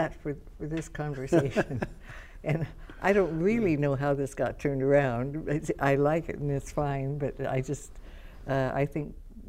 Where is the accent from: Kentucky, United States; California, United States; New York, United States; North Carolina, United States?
California, United States; Long Beach; I grew up, I was born in Long Beach.